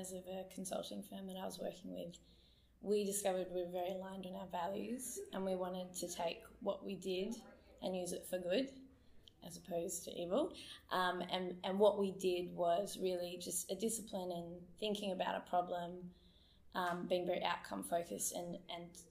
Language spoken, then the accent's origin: English; Perth, Western Australia, Australia; moved away as an adult; also born or lived in Sydney / Darwin / Melbourne / Adelaide; I grew up here in Perth, but I have been away for the last 9 years and decided to come back in December